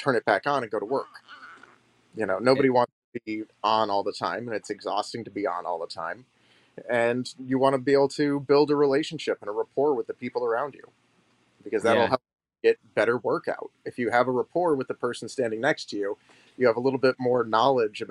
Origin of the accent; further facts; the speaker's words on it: Detroit, Michigan, United States; I'm from Detroit, the Midwest, and I was born in the 80s. And so growing up in the 90s as a child, you know, I wanted to be an actor, but it's Hollywood, you know, and you're living in the thumb of Michigan